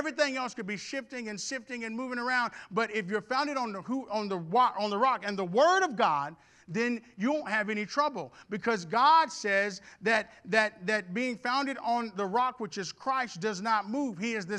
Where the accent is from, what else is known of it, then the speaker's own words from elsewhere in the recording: Houston, Texas, United States; also born or lived in Arkansas; When I was a really, really young kid, we moved from Arkansas to Houston, and we were building a home.